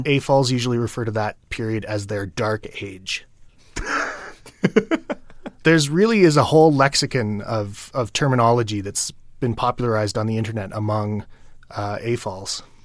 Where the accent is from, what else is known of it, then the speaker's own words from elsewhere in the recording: Ottawa, Ontario, Canada; in my hometown of Ottawa, Ontario